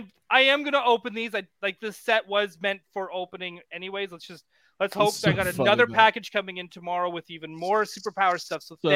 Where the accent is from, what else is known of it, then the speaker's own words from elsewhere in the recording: Canada; So now I'm paying the price by being a Canadian.